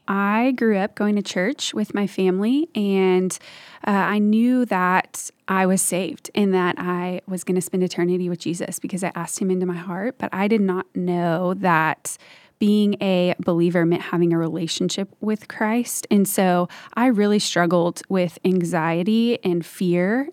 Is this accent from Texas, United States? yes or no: yes; Dallas, Texas, United States; I am from the Dallas area and grew up here